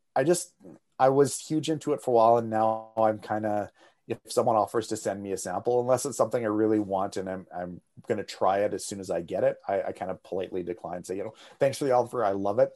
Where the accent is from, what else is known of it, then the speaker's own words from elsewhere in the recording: Canada; as a Canadian